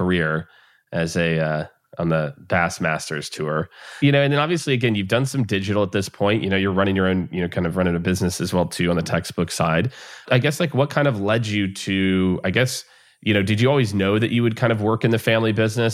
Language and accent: English; Missouri, United States; moved away as an adult; also born or lived in Florida; I grew up in the Midwest and in Missouri.